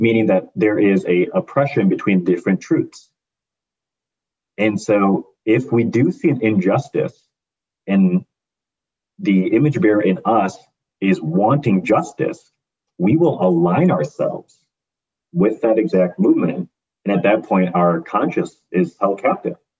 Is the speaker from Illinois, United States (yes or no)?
yes; Hoffman Estates, Illinois, United States; I grew up in the United States, in Hoffman Estates specifically, a little suburb of Illinois